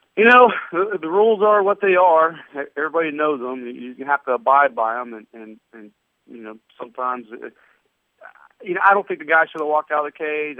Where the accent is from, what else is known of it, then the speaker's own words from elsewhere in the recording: Ohio, United States; moved away; I grew up wrestling in Ohio